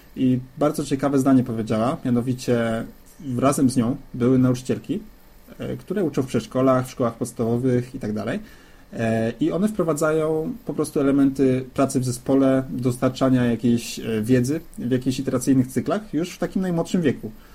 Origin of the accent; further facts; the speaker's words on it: Dębica, Subcarpathian Voivodeship, Poland; Pochodzisz z Dębicy, zresztą tak jak ja